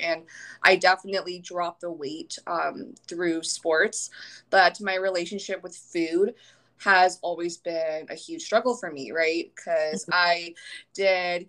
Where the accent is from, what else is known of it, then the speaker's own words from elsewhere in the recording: Virginia, United States; now in San Diego, United States; I'm from Virginia, which is the complete opposite side of the country. So pretty far from home.